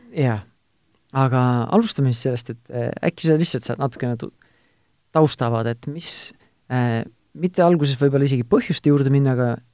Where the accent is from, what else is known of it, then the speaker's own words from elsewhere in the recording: Tartu, Tartu County, Estonia; mina olen ise Tartust